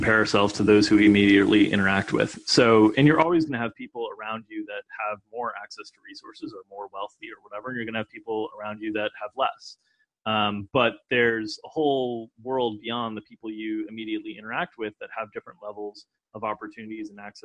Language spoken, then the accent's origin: English; United States; growing up in America